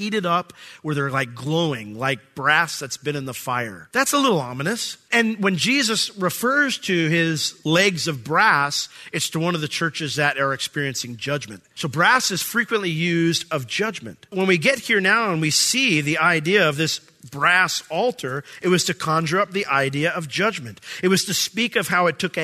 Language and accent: English; United States; I'm American